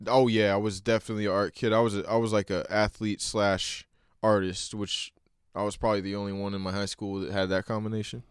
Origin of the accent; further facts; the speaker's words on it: Oklahoma, United States; I grew up in Oklahoma